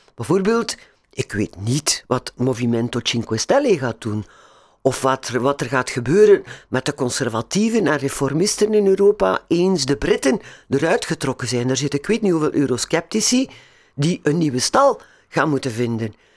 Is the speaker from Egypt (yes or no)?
no; Belgium